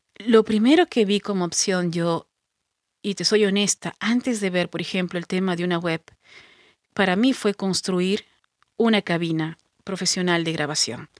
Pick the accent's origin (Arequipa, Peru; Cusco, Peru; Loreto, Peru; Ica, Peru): Ica, Peru; Pisco; yo no soy de Lima, soy de Pisco, que es al